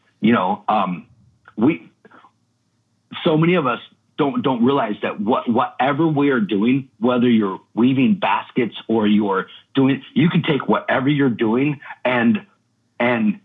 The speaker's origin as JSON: {"language": "English", "town": "Redding", "region": "California", "country": "United States", "tie": "born or raised there", "also_born_or_lived": "Old Shasta, California", "moved": "as an adult", "lives_now": "Brooklyn, United States", "said": "I'm from Reading, California. That's my hometown. I'm actually from Old Shasta, but Reading was it's like right next to it"}